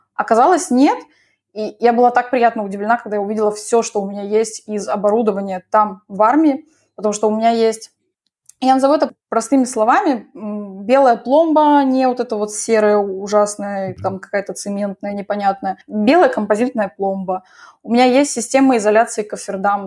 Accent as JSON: {"language": "Russian", "region": "Moscow", "country": "Russia", "tie": "born or raised there", "moved": "as an adult", "lives_now": "Israel", "said": "Я родилась в Москве, там всю жизнь жила"}